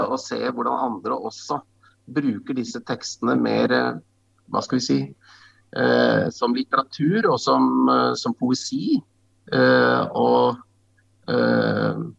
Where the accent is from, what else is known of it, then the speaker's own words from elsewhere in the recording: Norway; jeg vokste opp ute i, på, på Solumstrand på Åskollen